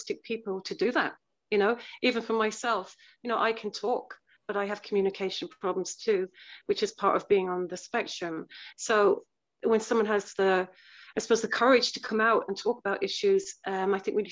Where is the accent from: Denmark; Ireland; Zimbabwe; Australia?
Ireland; Cork, Munster; I'm from Ireland, from Cork, Ireland